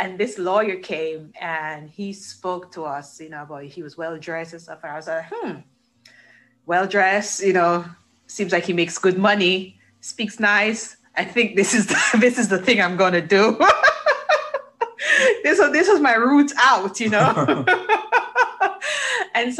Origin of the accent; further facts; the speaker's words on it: Jamaica; I grew up in Jamaica, that's where I'm from.